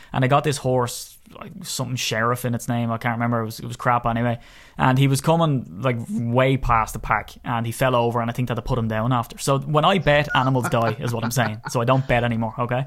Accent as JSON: {"language": "English", "country": "Ireland", "said": "I'm Irish"}